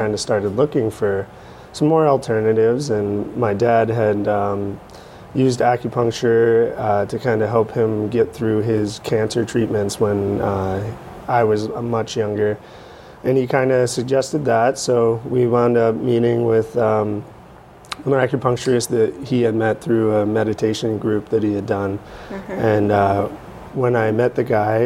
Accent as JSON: {"language": "English", "town": "Shirley", "region": "Massachusetts", "country": "United States", "tie": "born or raised there", "said": "I grew up in Shirley, and I've lived there, with the exception of going off to school, I've lived there my entire life"}